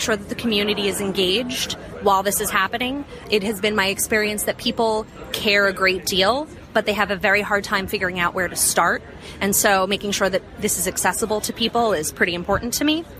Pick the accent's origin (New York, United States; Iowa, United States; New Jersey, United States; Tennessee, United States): New York, United States; New York City; I am from Brooklyn, New York